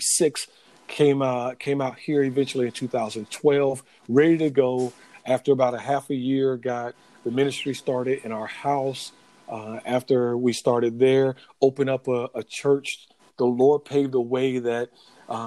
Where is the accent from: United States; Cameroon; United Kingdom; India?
United States; Florida; grew up in Florida, born and raised in Florida, moved around a little bit when I was growing up